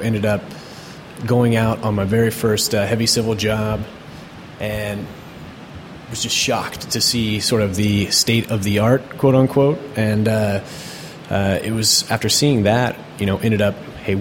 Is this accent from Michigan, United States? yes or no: no; Seattle, Washington, United States; from the Seattle area